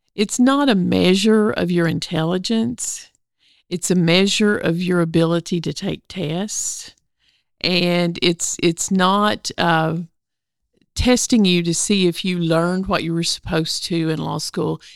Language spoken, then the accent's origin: English; Northeast Arkansas, United States; now in Little Rock, United States; I grew up in Northeast Arkansas, in the rice fields